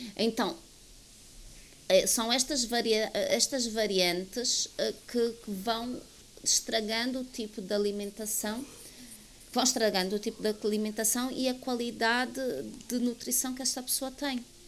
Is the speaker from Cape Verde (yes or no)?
no; Angola; eu vivo em Angola, sou angolana